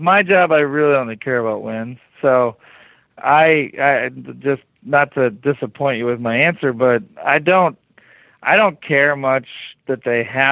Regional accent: rural Ohio, United States; also born or lived in Wisconsin; I'm from rural Ohio. I was born in Wisconsin

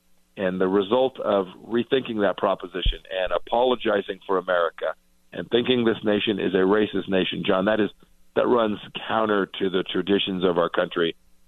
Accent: Kansas, United States; my home state of Kansas is a little over 3 million people.

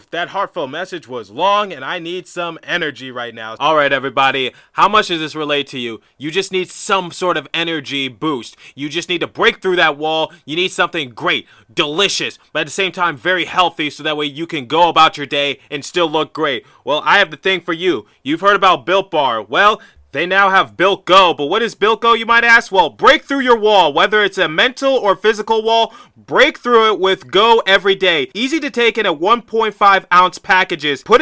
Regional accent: Providence, Rhode Island, United States; born there; also born or lived in Detroit / Philadelphia; I was born in Providence, Rhode Island, so moved there to Detroit, then Detroit to some suburb, uh, some suburb back to Detroit, then Detroit to Philadelphia.

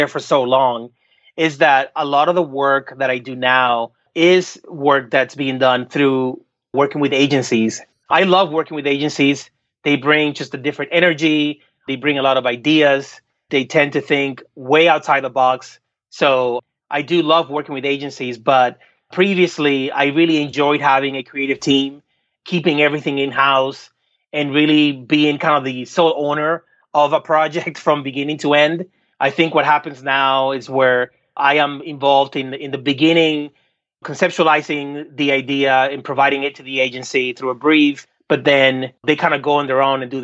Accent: Dominican Republic; now in United States; growing up in the Dominican Republic

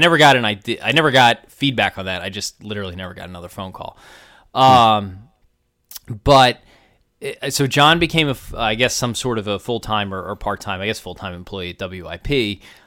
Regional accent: Delaware County, Pennsylvania, United States; I'm from Delco

